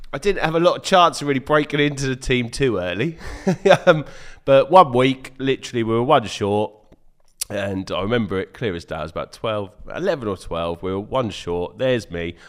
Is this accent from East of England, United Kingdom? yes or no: yes; Wortham, East of England, United Kingdom; I grew up on a farm. in a village called Wortham, near Dis in Norfolk, called, oh, Wortham is Suffolk, so I can claim to be a Suffolk boy born and bred.